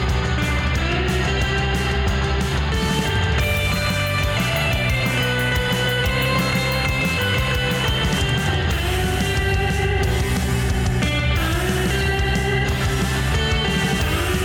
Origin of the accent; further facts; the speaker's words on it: Midwest, United States; now in Los Angeles, United States; we're both from the Midwest